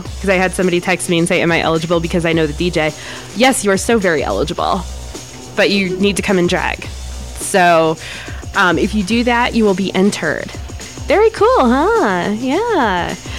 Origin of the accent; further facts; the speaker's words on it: Ohio, United States; now in Wyoming, United States; I'm from Ohio originally